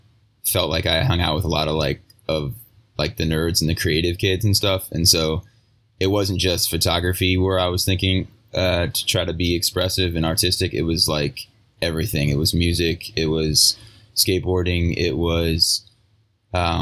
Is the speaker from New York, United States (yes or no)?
no; Virginia, United States; I'm originally from Virginia, and I still, most of my work is Virginia-based photography